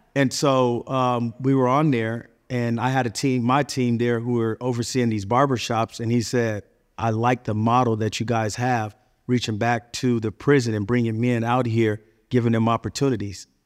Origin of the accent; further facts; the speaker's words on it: California, United States; I'm originally from California